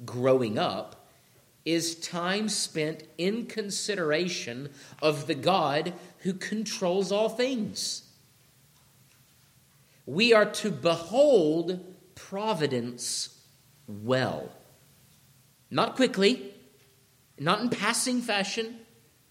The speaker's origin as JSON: {"language": "English", "region": "Georgia", "country": "United States", "tie": "born or raised there", "said": "When I grew up in Georgia"}